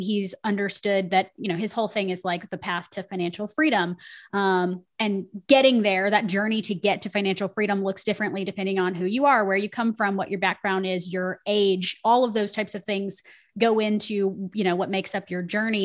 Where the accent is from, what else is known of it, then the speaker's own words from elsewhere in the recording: Nashville, Tennessee, United States; I'm from Nashville, Tennessee.